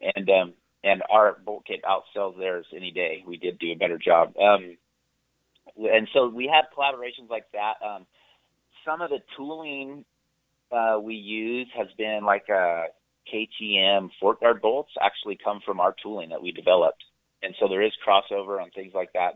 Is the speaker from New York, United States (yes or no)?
no; Santa Cruz, California, United States; I grew up in California, in Santa Cruz, California